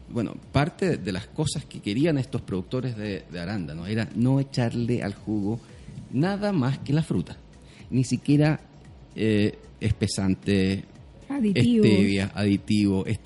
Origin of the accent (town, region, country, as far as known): southern Chile, Chile; born or raised there